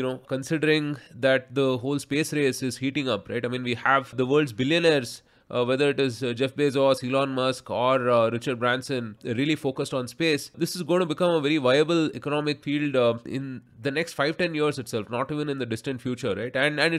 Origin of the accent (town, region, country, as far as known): India